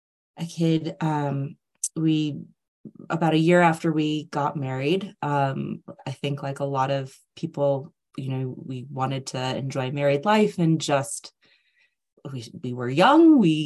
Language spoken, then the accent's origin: English; United States; moved away as an adult; now in United Kingdom; I'm originally from the States, but I have lived in the UK for 16 years now.